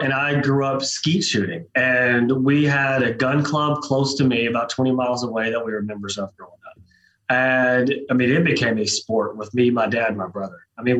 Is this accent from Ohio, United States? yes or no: no; Oklahoma, United States; So I'm from South Oklahoma, Eastern Oklahoma, just west of there.